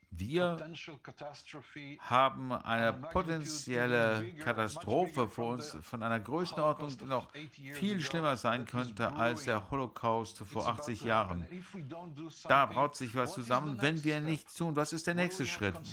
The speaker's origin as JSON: {"language": "German", "country": "Germany", "said": "beunruhigend ist für mich uh, als Deutscher und viele andere Deutsche"}